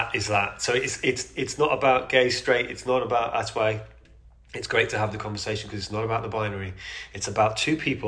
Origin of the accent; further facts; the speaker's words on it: United Kingdom; I'm a Brit